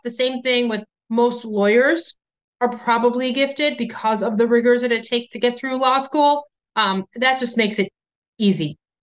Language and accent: English; Illinois, United States; my home state of Illinois